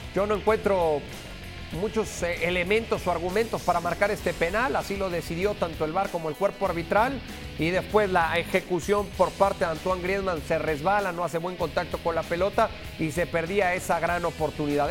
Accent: Mexico; para nosotros como mexicanos

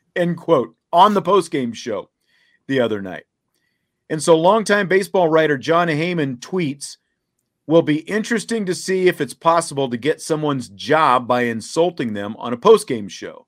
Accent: Kansas, United States; moved away; Having grown up where I grew up in Kansas

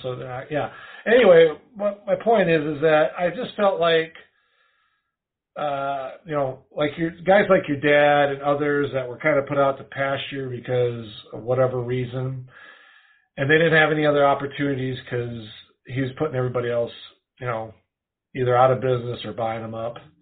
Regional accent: Wisconsin, United States; I grew up in Wisconsin

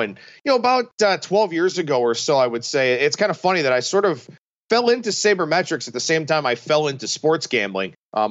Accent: Cleveland, Ohio, United States; But growing up in Cleveland with the Indians heyday in the mid to late 90s

